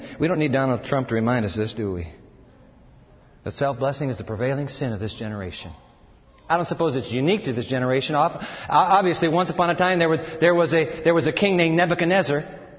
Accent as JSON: {"language": "English", "country": "Japan", "tie": "born there", "said": "I was born in Japan, so I'm an American kid, but grew up overseas."}